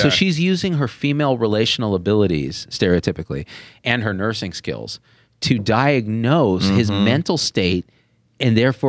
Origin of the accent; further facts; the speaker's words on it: Central Valley, California, United States; I grew up in the Central Valley of California around a lot of white people.